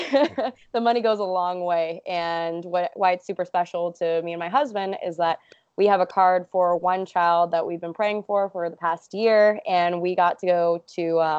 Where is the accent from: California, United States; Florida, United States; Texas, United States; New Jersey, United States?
California, United States; Los Angeles; Oh man, there's a really good joke that people that live on the coasts, and I'm from Los Angeles, say that anything that's between New York and California is just considered the Midwest.